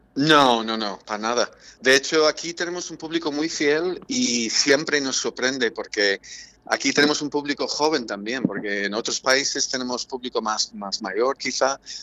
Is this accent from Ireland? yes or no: yes; Ireland; Spanish is a second language; now in Madrid, Spain; en mi país, Irlanda